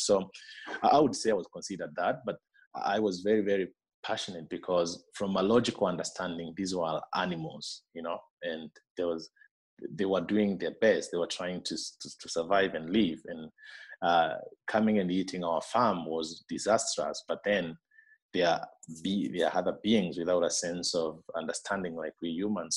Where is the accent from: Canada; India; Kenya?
Kenya; Meru, Meru County; moved away as an adult; now in Laikipia, Kenya; I grew up in Meru, which is uh, uh, uh, two hours away from where I am now in Laikipia